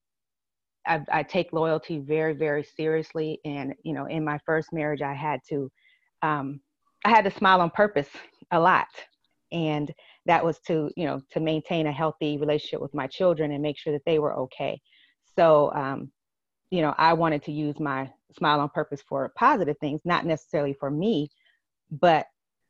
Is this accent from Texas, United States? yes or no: no; Lima, Ohio, United States; moved away as an adult; also born or lived in Inglewood, California / Long Beach, California; now in Georgia, United States; it's my hometown, and it's where, you know, I was born and raised